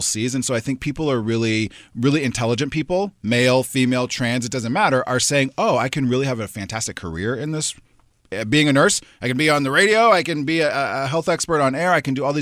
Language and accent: English; Omaha, Nebraska, United States; moved away; also born or lived in Iowa; I grew up in Omaha, which is right next to Iowa.